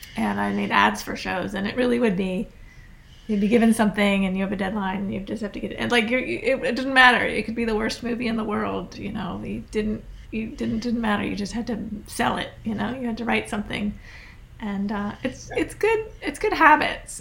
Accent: Scottsville, Virginia, United States; also born or lived in Fluvanna County, Virginia / Massachusetts; my hometown Scottsville, Virginia

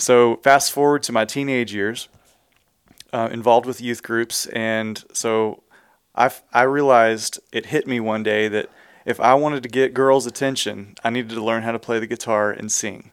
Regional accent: Houston, Texas, United States; I was born and raised in the Houston area

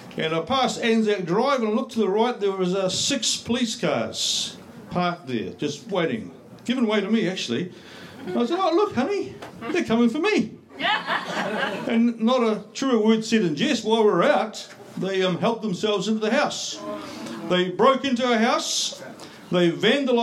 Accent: New Zealand; I'm just a Kiwi boy patriot fighting for his country

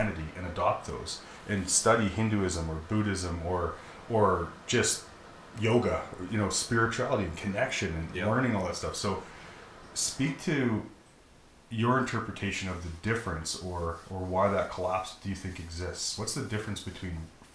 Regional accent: Alberta, Canada; I'm so happy to be Canadian. I'm categorized as a Canadian. But the only reason I'm a Canadian is because somebody said that I'm a Canadian, and because my parents had sex here, and this is where I was born.

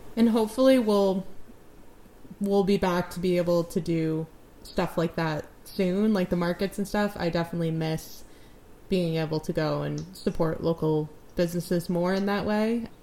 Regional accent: New England, United States; now in Newfoundland, Canada; I'm from New England

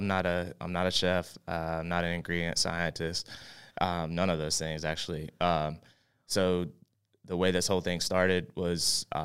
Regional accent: West Virginia, United States; now in Charlotte, United States; From West Virginia originally.

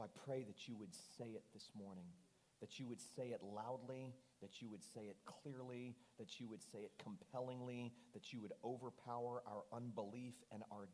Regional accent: Fort Lauderdale, Florida, United States; I was leading a large, well-known church in my hometown of Fort Lauderdale.

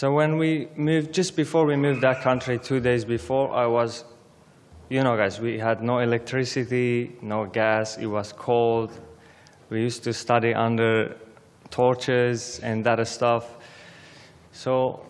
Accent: Aleppo, Aleppo Governorate, Syria; English is a second language; moved away as an adult; now in Australia; I was born in Syria, Aleppo, but my background is Armenian

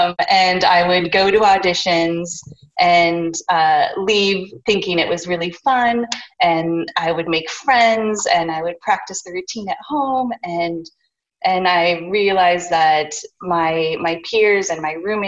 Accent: Colorado, United States; now in New York, United States; I am originally from Colorado, and I come from a family of entrepreneurs. I went to college in Colorado, studied dance and theater, and knew that I wanted to move to New York immediately after graduation.

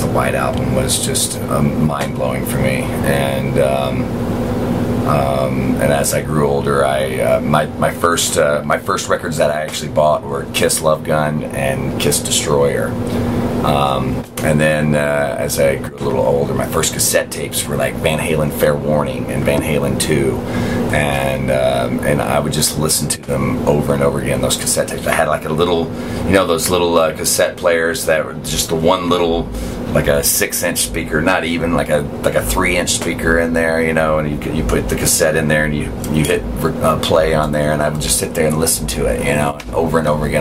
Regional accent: the Bible Belt, United States; growing up in the Bible Belt

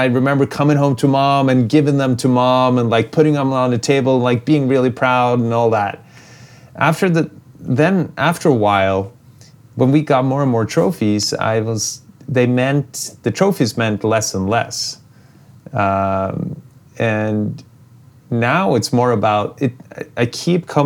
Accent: Norway; I'm still just a small town kid from where I grew up here in Norway.

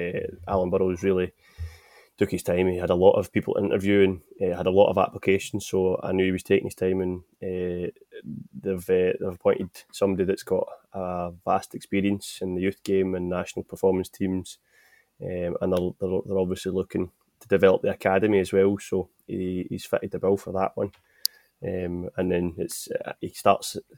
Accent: Motherwell, Scotland, United Kingdom; I'm from Motherwell, stayed in Motherwell, been in Motherwell my full life

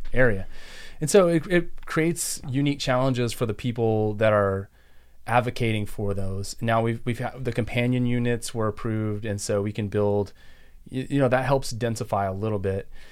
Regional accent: Texas, United States; also born or lived in San Antonio, Texas / Houston, Texas / Austin, Texas / Maryland; now in Montgomery County, Maryland, United States; I'm from Texas originally. Grew up, I was born in San Antonio, lived outside of Houston

